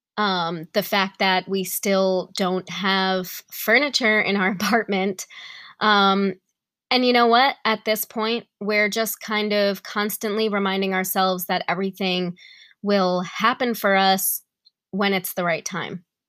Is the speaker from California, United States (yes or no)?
no; New York, United States; now in Tennessee, United States; I'm from New York